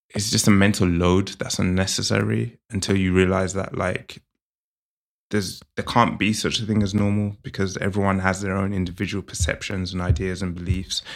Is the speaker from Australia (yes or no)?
no; England, United Kingdom